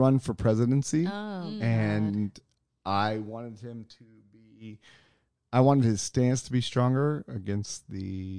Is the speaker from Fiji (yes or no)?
no; Southwest, United States; I'm from the Southwest.